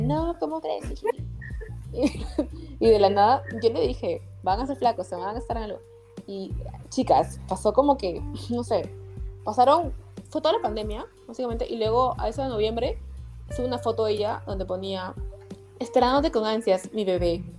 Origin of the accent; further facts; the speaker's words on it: Peru; now in United States; soy de Perú